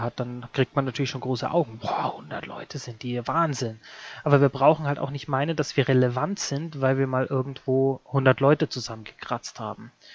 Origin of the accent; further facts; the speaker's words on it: Bavaria, Germany; Mir in Bayern